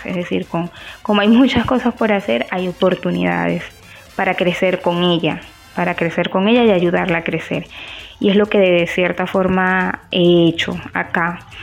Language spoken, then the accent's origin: Spanish; Venezuela; moved away as an adult; also born or lived in Barranquilla, Colombia; now in Riohacha, Colombia; Soy licenciada en comunicación social, egresada de, una universidad en Venezuela desde hace 10 años aproximadamente.